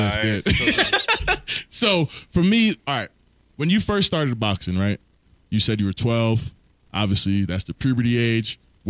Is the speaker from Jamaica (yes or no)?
yes; Jamaica; I'm Jamaican.